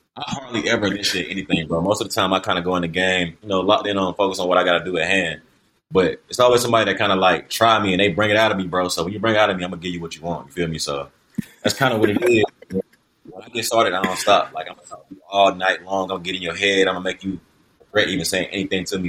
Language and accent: English; Columbia, South Carolina, United States; I'm from Columbia, born and raised Columbia, South Carolina.